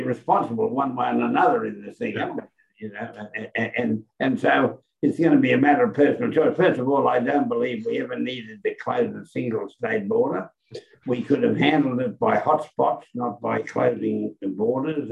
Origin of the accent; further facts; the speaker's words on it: Queensland, Australia; as a Queenslander